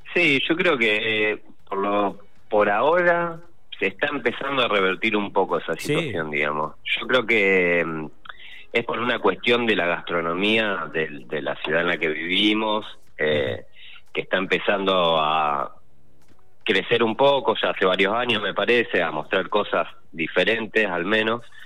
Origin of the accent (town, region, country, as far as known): Rosario, Santa Fe, Argentina